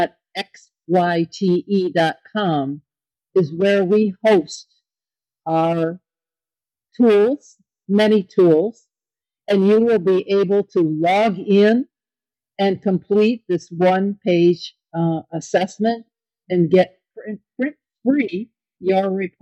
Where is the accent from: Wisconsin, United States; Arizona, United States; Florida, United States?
Wisconsin, United States; Kenosha; I was a little girl growing up in Kenosha, Wisconsin